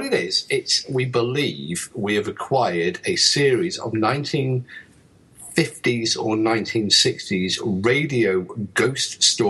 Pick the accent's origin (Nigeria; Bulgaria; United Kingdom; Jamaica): United Kingdom; England; now in Wales, United Kingdom; I'm English.